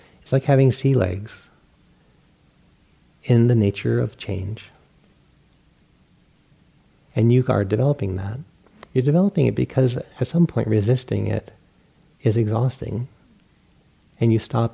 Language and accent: English; Rhode Island, United States; I grew up in Rhode Island, and we have this huge internal bay.